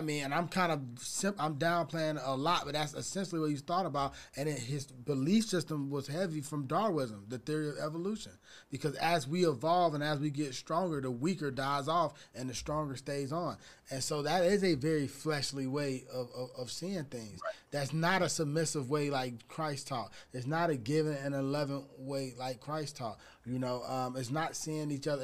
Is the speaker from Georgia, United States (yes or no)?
yes; Atlanta, Georgia, United States; now in California, United States; I'm from Atlanta, and when I moved to California